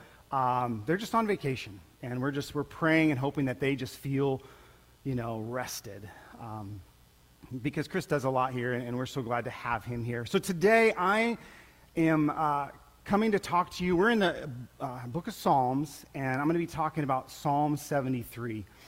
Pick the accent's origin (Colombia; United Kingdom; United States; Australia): Colombia; Many of you guys knew I grew up in Colombia, South America, and as a missionary kid, and it was a pretty amazing time in my life.